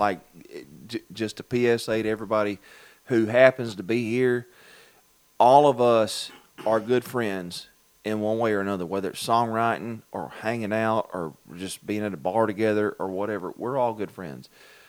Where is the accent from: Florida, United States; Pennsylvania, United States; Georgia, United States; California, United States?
Georgia, United States; Baxley; now in Western New York, United States; I'm from Baxley. I've been living in New York. I ain't talking about New York City.